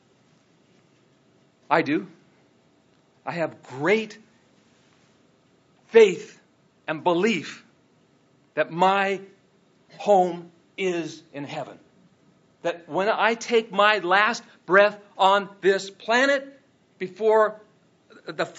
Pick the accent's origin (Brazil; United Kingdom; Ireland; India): Ireland; now in United States; I was born in Ireland